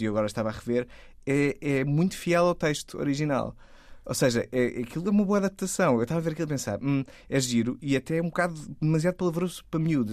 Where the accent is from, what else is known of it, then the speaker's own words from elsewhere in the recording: Torres Vedras, Lisbon, Portugal; eu sou de Torres Vedras, da é minha cidade